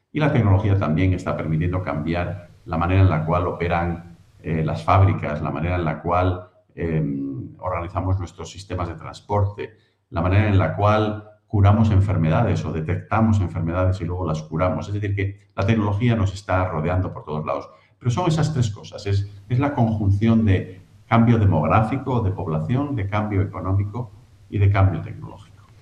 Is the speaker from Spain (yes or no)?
yes; Spain; moved away as an adult; also born or lived in United States; now in Cambridge, United Kingdom; Nacido en España, criado en España, también estudié allí la primaria, la secundaria